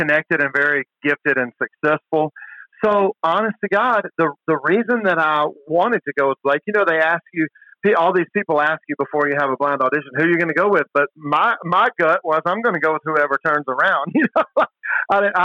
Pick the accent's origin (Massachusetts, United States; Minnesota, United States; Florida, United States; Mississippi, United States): Mississippi, United States; I grew up in Mississippi.